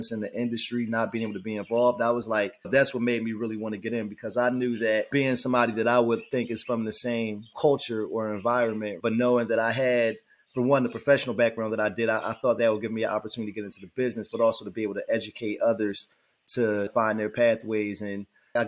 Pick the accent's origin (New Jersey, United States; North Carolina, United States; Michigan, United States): New Jersey, United States; Trenton; moved away as an adult; also born or lived in Washington, D.C.; I grew up in Trenton, New Jersey, where I now have the opportunity to come back home after 21 years